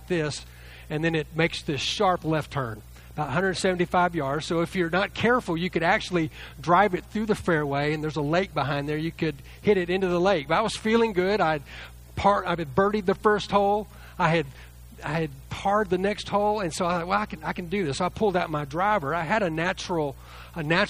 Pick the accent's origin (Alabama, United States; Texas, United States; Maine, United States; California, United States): Texas, United States; Lake Jackson; I grew up near the Gulf Coast, south of Galveston, in a town called Lake Jackson